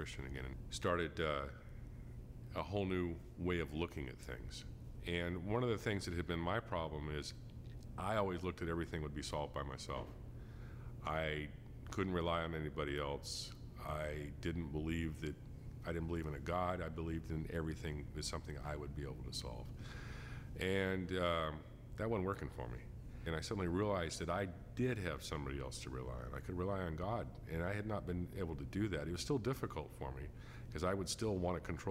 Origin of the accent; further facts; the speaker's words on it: Fresno, California, United States; I was born in 1961 in Fresno, California. I lived in a typical family, had a happy childhood